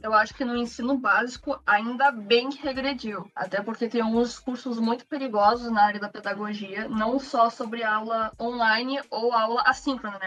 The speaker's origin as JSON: {"language": "Portuguese", "region": "Rio Grande do Sul", "country": "Brazil", "said": "Eu sou do Rio Grande do Sul"}